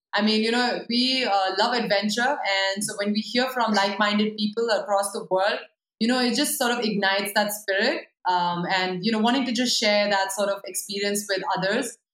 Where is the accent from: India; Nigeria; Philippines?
India; I'm an Indian, I'm a Hindu, I'm a you know I'm a half Gorkha